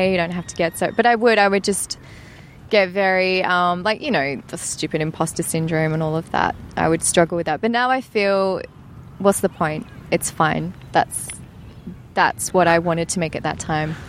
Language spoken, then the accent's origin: English; East of England, United Kingdom; Essex. I come from Essex